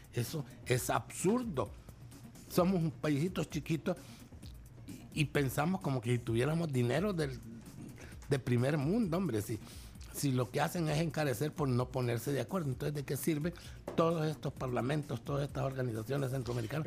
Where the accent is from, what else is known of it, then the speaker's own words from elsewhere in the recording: El Salvador; yo aquí, en mi cancha, este es mi charco, este es mi país